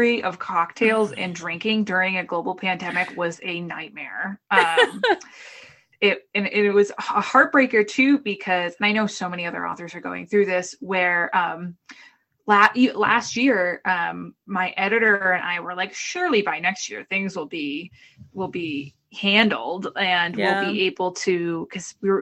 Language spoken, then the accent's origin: English; Boston, Massachusetts, United States; moved away; also born or lived in Brooklyn; I'm from the Boston area. I have an awful accent